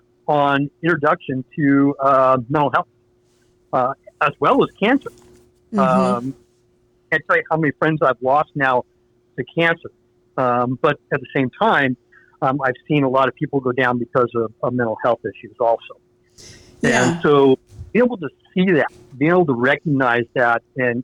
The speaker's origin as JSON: {"language": "English", "area": "Marin", "region": "California", "country": "United States", "tie": "born or raised there", "said": "I grew up down in Marin."}